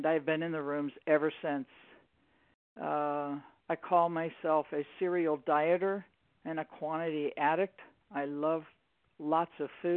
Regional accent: Maryland, United States; also born or lived in New York; I was born in New York and raised in Maryland

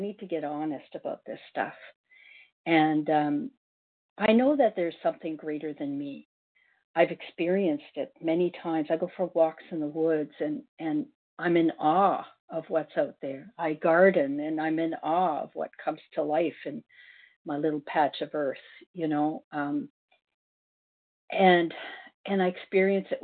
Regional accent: Ontario, Canada; moved away as an adult; also born or lived in South Korea / Northwest Territories; now in Cape Breton Island, Canada; I'm from Ontario, and I'm now in Cape Breton Island. I moved here by myself for work

